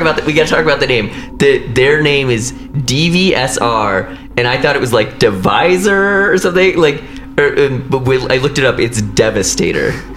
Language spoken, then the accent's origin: English; Missouri, United States; I grew up in Missouri